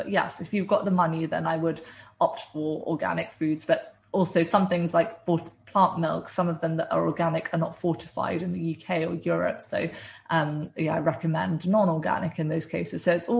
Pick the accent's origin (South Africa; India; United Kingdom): India; South India; I'm originally Indian and from South India, and we have a really wide variety of plant-based dishes.